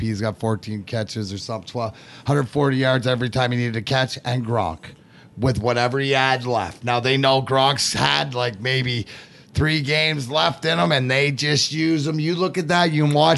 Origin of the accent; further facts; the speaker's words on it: Leamington, Ontario, Canada; also born or lived in Burnaby, British Columbia; I was born, uh, Burnaby, British Columbia. Even though I grew up in Leamington